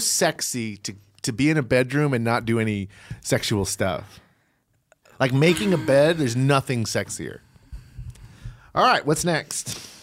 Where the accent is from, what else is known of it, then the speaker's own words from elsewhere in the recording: Virginia, United States; moved away; I grew up in Virginia